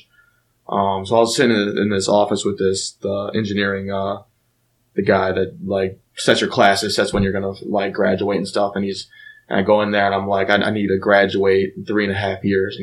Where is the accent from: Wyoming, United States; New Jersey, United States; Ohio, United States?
Ohio, United States; Mayfield; also born or lived in Lyndhurst, Ohio; I grew up in Lyndhurst and then moved here to Mayfield when I was in fifth grade. So, I mean, I'll say Mayfield.